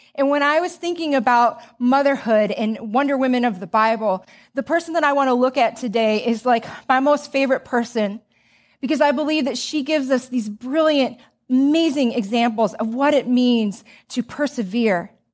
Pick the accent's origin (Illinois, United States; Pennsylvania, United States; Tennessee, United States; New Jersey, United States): Illinois, United States; Joliet; I grew up in Joliet, Illinois